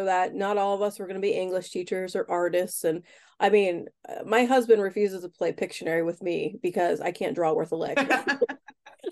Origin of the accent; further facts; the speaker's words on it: Harrisburg, Pennsylvania, United States; I grew up in the Harrisburg, PA area my whole life, went to college for 5 years, came back and just have never left